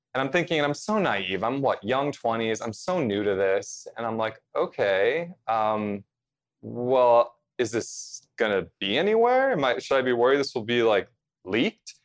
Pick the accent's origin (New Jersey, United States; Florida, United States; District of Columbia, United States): New Jersey, United States; central; I grew up in central New Jersey, about forty-five minutes, you know, drive to New York City